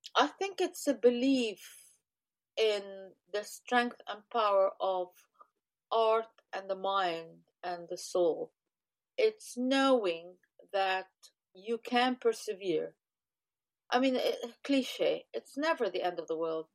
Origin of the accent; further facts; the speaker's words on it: Egypt; I come from Egypt